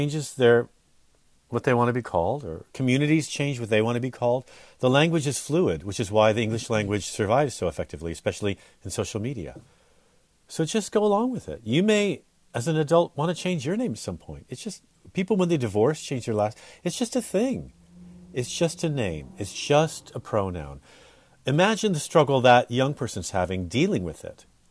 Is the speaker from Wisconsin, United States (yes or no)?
no; the Bay Area, California, United States; we grew up in the Bay Area.